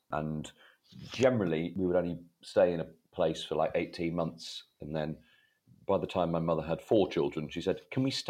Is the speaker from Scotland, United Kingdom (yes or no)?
no; Leeds, Yorkshire and the Humber, United Kingdom; born there; moved away; also born or lived in Sri Lanka / Denmark / Egypt / Malawi; So I was born in Leeds, and then I think it was Sri Lanka, Denmark, Egypt, Malawi, Zimbabwe, the Philippines, and then Bangladesh.